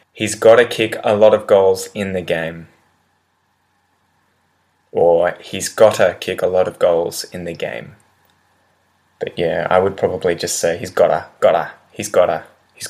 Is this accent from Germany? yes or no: no; Australia; accent: Australian English; in Australian English, with my accent